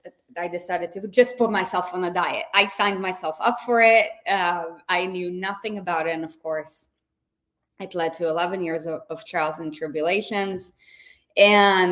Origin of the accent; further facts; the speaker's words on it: Israel; moved away; I was born and raised in Israel